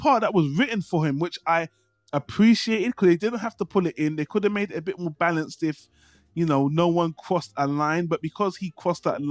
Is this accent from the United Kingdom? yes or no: yes; United Kingdom; I'm British and we have different systems here